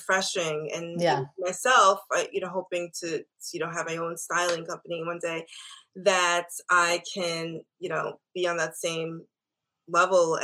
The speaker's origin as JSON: {"language": "English", "area": "Long Island", "region": "New York", "country": "United States", "tie": "born or raised there", "said": "I grew up in Long Island in an all-white Jewish area."}